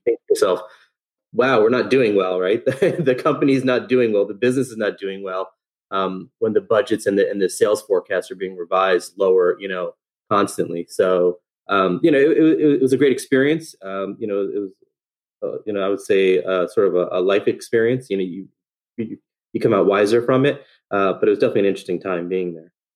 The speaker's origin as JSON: {"language": "English", "town": "Fair Lawn", "region": "New Jersey", "country": "United States", "tie": "born or raised there", "said": "born and raised in New Jersey, um, grew up in, in, North Jersey in a little town called Fairlawn"}